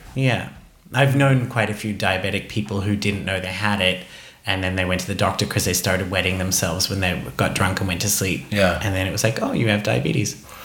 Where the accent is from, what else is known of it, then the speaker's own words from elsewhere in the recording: Australia; moved away; Growing up in Australia